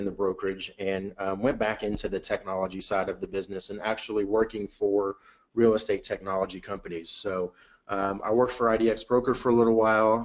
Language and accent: English; Houston, Texas, United States; also born or lived in Clear Lake, Houston; back closer to where home has always been, which is on the north side of Houston in the Woodlands and Spring area